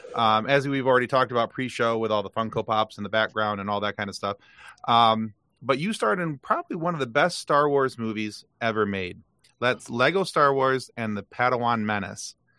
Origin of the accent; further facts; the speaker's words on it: Lansing, Michigan, United States; I was born in Lansing, Michigan